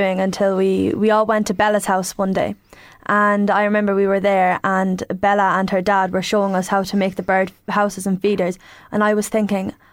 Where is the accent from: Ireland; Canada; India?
Ireland; Tullamore, County Offaly; I'm from Tullamore